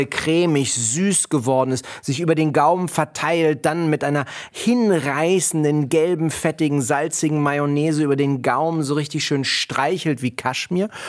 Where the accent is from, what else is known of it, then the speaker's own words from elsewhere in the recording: Berlin, Germany; Ich bin ja in Kreuzberg groß geworden